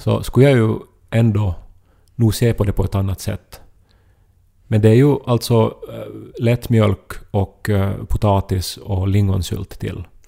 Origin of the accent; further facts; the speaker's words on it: Ostrobothnia, Finland; moved away; jag var hemma i Österbotten och hälsade på mamma och pappa